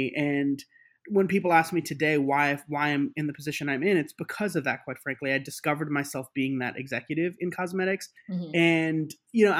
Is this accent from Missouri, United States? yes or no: no; New York City, New York, United States; I grew up in New York City